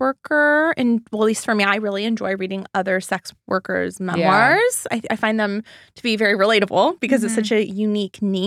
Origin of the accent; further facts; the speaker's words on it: Laguna Beach, California, United States; also born or lived in Los Angeles; growing up in Laguna Beach, California, and coming to Los Angeles